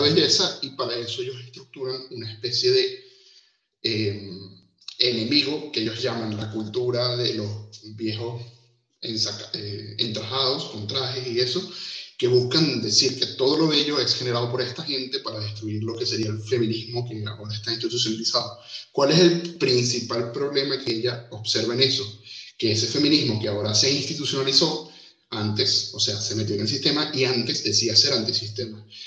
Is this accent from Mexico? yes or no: no; Venezuela; moved away as an adult; now in Uruguay; Yo soy venezolano, seguro se me nota en esto